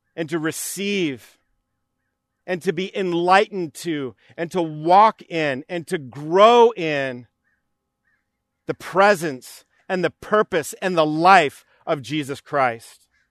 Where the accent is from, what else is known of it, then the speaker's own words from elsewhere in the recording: New York, United States; as a child, we would go to Camp Spofford, which was named after Horatio Spofford, uh, growing up in New York.